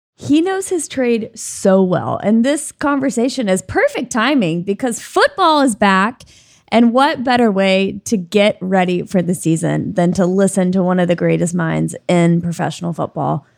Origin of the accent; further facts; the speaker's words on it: Alabama, United States; I'm from Alabama